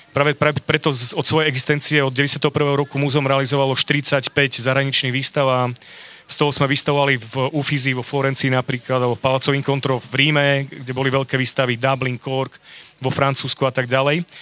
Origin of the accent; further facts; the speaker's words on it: Bardejov, Prešov Region, Slovakia; now in Košice, Slovakia; som rodák z Bardejova